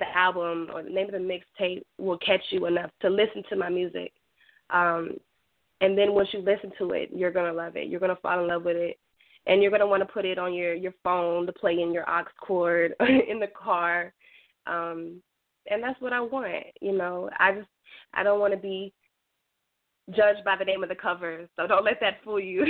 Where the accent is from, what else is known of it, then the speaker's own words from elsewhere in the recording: Goldsboro, North Carolina, United States; I'm from Goldsboro, North Carolina.